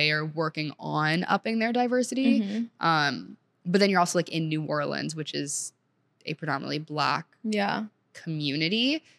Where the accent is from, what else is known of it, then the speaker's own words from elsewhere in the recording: Senegal; now in United States; so I went from, like, growing up in Senegal where, like, I would speak French regularly with, like, my nanny and just, like, school in general, to coming to the U.S.